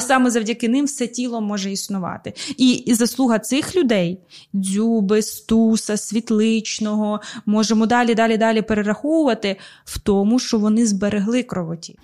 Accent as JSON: {"language": "Ukrainian", "town": "Zaporizhzhia", "region": "Zaporizhzhia Oblast", "country": "Ukraine", "tie": "born or raised there", "first_language": "Russian", "second_language": "Ukrainian", "moved": "yes", "lives_now": "Kyiv, Ukraine", "said": "Ну ми просто Запоріжжя, ми просто тут живемо. Ми з робочого району"}